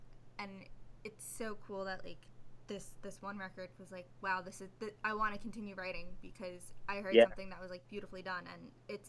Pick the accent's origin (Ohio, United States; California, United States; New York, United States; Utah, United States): New York, United States; New York City; I'm from Staten Island, New York, which is part of New York City.